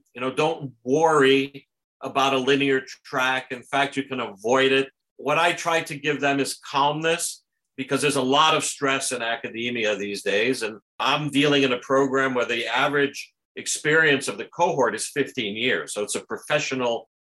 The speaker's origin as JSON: {"language": "English", "area": "New Haven County", "region": "Connecticut", "country": "United States", "tie": "born or raised there", "also_born_or_lived": "Germany / Portugal", "moved": "as an adult", "lives_now": "Toronto, Canada", "said": "I grew up in New Haven County, and Southbury, you know, is also in the county"}